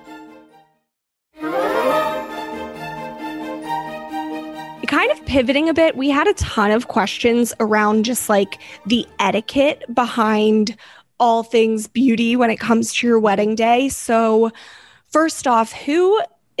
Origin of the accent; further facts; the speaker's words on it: Maryland, United States; I'm from Maryland